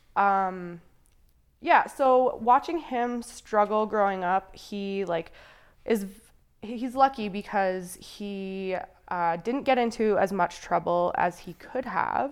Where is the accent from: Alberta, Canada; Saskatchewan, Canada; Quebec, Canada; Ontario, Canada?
Alberta, Canada; Calgary; I grew up mostly in Calgary